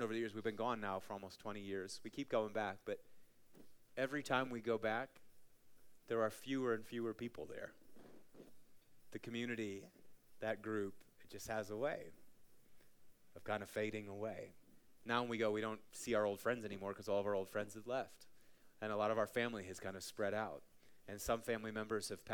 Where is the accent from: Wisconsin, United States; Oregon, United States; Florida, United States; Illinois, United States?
Wisconsin, United States; Marshfield; now in Colorado, United States; a little town that I grew up in, Marshfield, Wisconsin